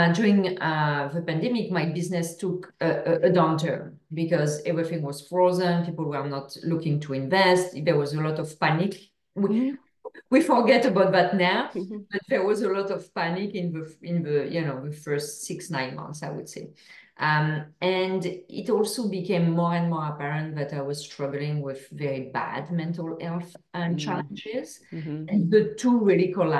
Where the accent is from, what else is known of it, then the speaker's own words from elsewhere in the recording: France; accent: French; English is a second language; now in Canada; As I'm sure everyone can hear to my accent, I'm from France. So originally I live in Canada.